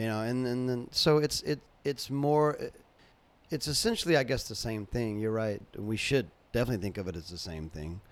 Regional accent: North Carolina, United States; moved away; also born or lived in Jacksonville; I grew up in North Carolina

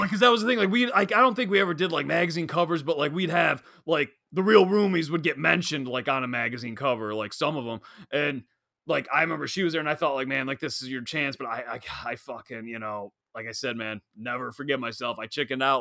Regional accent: Long Island, New York, United States; I'm a kid from Long Island

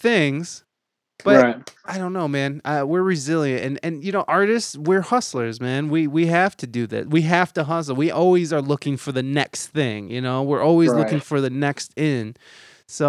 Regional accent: Toledo, Ohio, United States; moved away as an adult; I moved back to Toledo, Ohio, which is my hometown

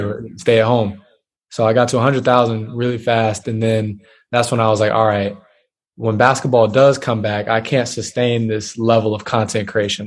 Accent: Charlotte, North Carolina, United States; moved away as an adult; also born or lived in Dallas; I lived in Charlotte. I was raised in Charlotte

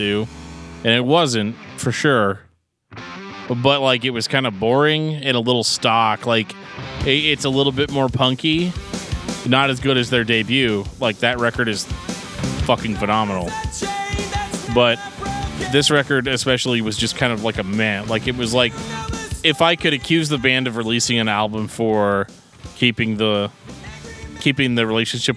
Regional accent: St. Louis, Missouri, United States; Growing up in St. Louis

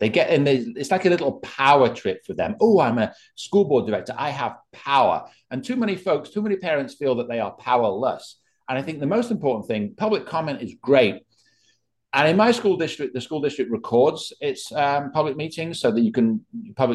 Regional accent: England, United Kingdom; now in Bucks County, United States; I come to America from England

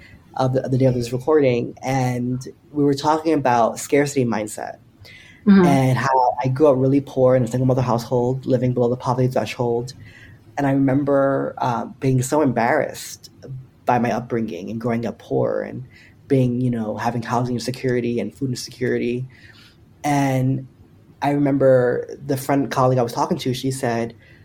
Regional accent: Paterson, New Jersey, United States; the city of Paterson, where I grew up in New Jersey

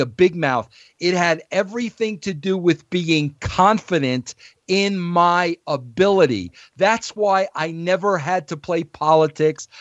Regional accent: New York, United States; I was an Italian from New York

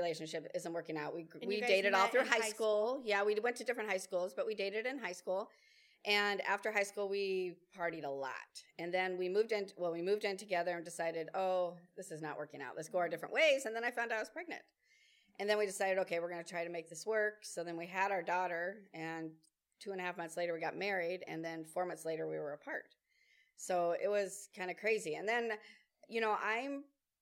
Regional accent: Fremont, California, United States; moved away as an adult; also born or lived in San Diego, California; now in Minnesota, United States; I grew up in California in the Bay Area, in Fremont

